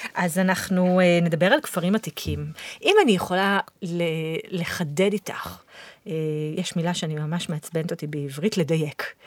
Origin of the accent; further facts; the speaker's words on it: Israel; אני באתי מישראל